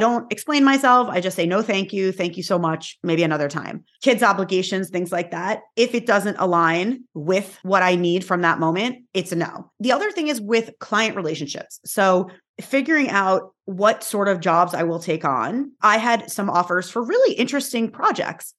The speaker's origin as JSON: {"language": "English", "region": "New York", "country": "United States", "said": "I am from New York, where is like mm-hmm. the hustle capital of like the universe"}